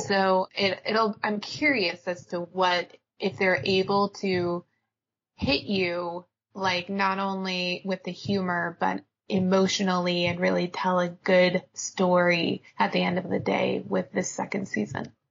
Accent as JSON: {"language": "English", "region": "Alaska", "country": "United States", "tie": "born or raised there", "said": "I grew up in Alaska"}